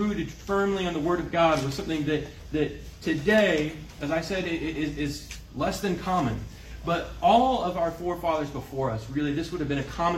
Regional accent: Kansas City, United States; I grew up in Kansas City. I'm a city boy

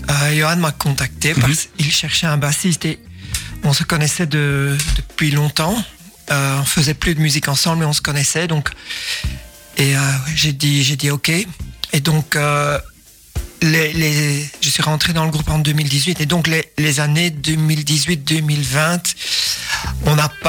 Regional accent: Ronse, Flanders, Belgium

